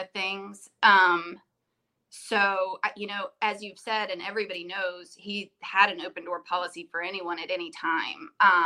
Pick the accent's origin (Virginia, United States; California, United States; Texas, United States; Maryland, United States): Virginia, United States; also born or lived in Clinton, North Carolina; even though we grew up in Virginia